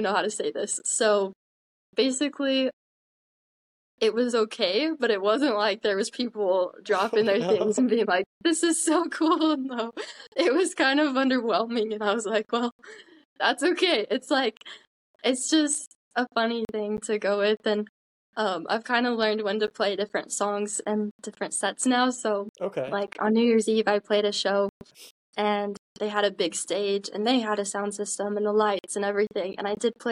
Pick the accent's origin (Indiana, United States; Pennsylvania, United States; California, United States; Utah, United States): Utah, United States; I'm from Utah. I've lived here my whole life. I've actually lived in the same house my entire life